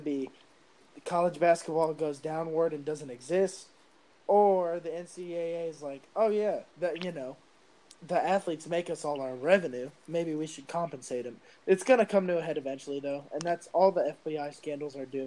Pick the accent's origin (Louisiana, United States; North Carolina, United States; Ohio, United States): Ohio, United States; Cleveland; I was born in the Cleveland Clinic in Cleveland